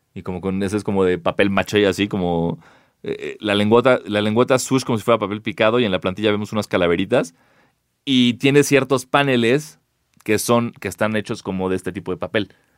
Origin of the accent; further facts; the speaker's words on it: Mexico; somos mexicanos